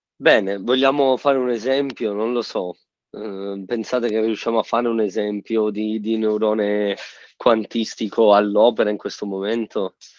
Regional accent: Sicily, Italy; moved away; sono siciliano e ogni volta che torno in Sicilia

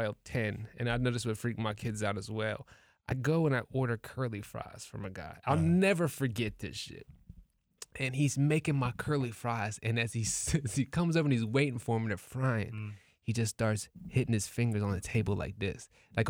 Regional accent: Ohio, United States; I'm from Ohio

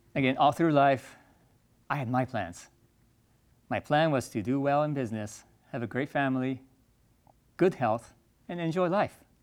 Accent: Japan; I grew up in Japan

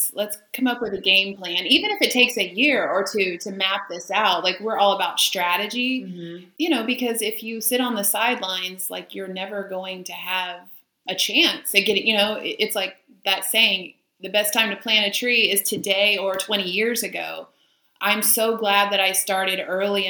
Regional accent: Houston, Texas, United States; now in Austin, United States; I come from Houston, and you had to drive 45 minutes to get to somewhere

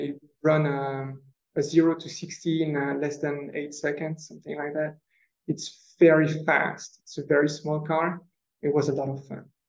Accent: France; moved away; So I'm French, so I grew up in France.

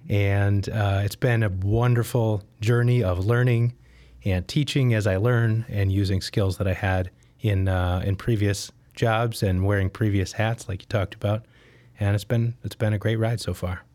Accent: Detroit, Michigan, United States; moved away as an adult; now in Chicago, United States; I grew up in the Detroit area

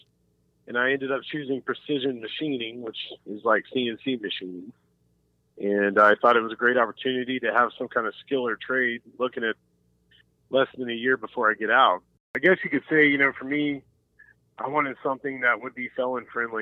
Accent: Jinx, Oklahoma, United States; I was raised in Jinx

